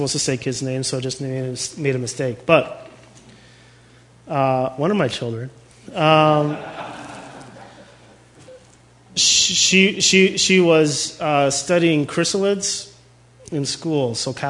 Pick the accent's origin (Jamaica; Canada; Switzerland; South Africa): Canada; We're Canadian